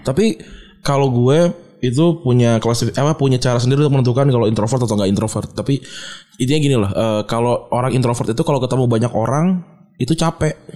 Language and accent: Indonesian; Jakarta, Indonesia; gue orang Jakarta gitu gue uh, apa namanya lahir dan besar di sini